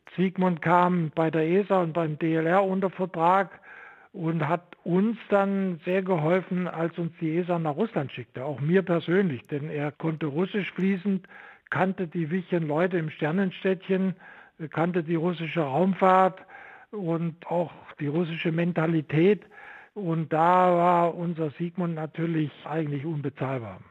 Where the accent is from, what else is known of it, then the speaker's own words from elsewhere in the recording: Vogtland, Saxony, Germany; moved away as an adult; also born or lived in Stuttgart; so bin ich aus dem Vogtland am Ende in Stuttgart angelangt